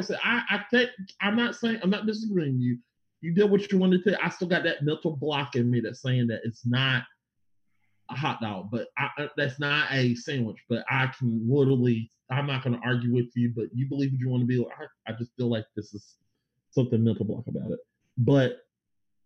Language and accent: English; the South, United States; I'm from the South